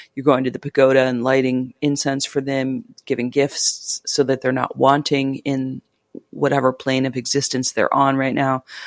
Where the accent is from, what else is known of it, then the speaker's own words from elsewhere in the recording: United States; moved away as an adult; also born or lived in Cambodia; I'm American and, you know, I'm from the West.